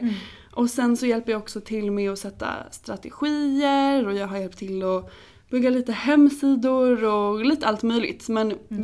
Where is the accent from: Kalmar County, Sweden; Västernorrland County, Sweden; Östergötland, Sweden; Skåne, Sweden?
Östergötland, Sweden; Åby; moved away as an adult; also born or lived in New York; now in Stockholm, Sweden; Och jag är från början från Norrköping. Jag eh, växte upp utanför Norrköping i en liten by som heter Åby med min familj